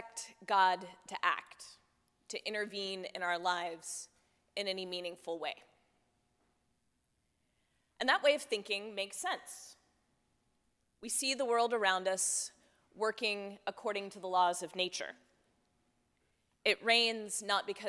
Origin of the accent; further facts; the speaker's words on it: Texas, United States; I grew up in Texas